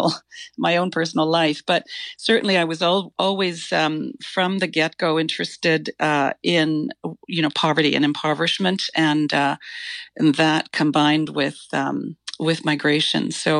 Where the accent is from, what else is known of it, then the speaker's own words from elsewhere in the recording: Iran; born there; it may have been my background, which goes back to I was born in Iran, of British and father and a Newfi mother. I was born there and then we went back there when I was a teenager.